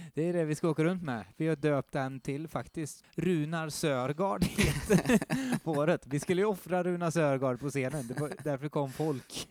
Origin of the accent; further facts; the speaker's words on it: Skara, Västra Götaland, Sweden; jag är från Skara